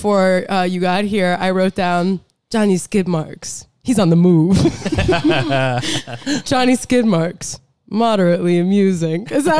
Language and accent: English; South Florida, United States; moved away; we are both from South Florida.